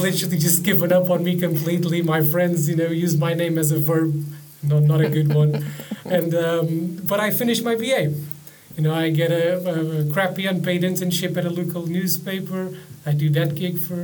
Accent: Portugal; English is a second language; moved away as an adult; also born or lived in Cornwall / London; near my hometown, overlooking the Tagus River

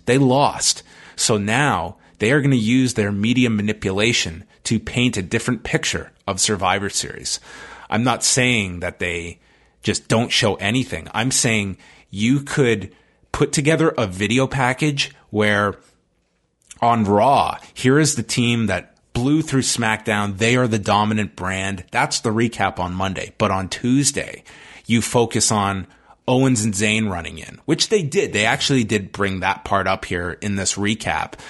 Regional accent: Toronto, Ontario, Canada; my hometown of Toronto.

